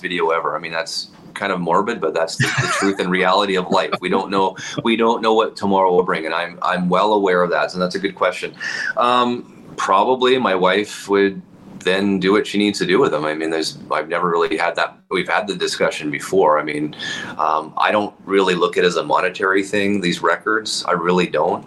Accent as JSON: {"language": "English", "town": "Winnipeg", "region": "Manitoba", "country": "Canada", "tie": "born or raised there", "said": "I'm born and raised in Winnipeg"}